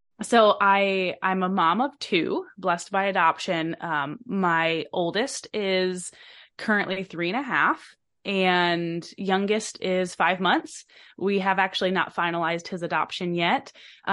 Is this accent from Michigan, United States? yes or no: yes; Michigan, United States; now in Alaska, United States; I'm actually from Michigan, but I've lived